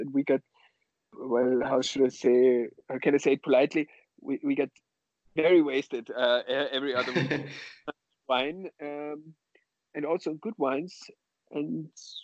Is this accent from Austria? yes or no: yes; Austria; now in Berlin, Germany; I come originally from Austria. I live in Berlin, and I come from the mountainous western part of Austria.